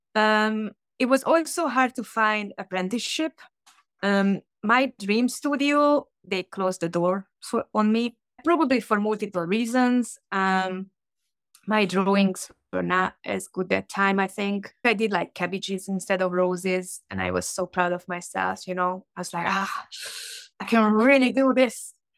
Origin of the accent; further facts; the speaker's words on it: Hungary; English is a second language; moved away as an adult; also born or lived in United Kingdom; now in Chicago, United States; I'm originally from Hungary